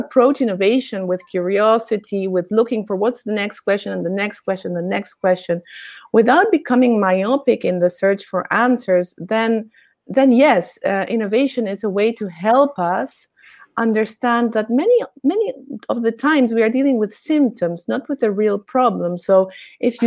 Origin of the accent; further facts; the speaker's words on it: Argentina; I grew up in Argentina, I'm Argentinian